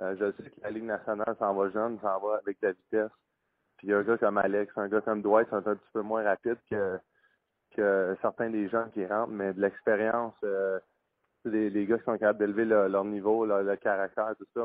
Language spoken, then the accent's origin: French; Quebec, Canada; en tant que Québécois